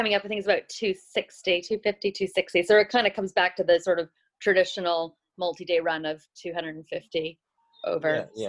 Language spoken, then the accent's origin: English; New Zealand; So what happens when I run as a Kiwi, exactly.